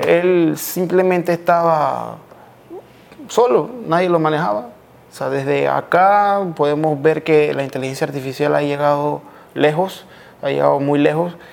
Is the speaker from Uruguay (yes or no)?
no; Panama; also born or lived in Colombia; soy panameño, mitad panameño, mitad colombiano.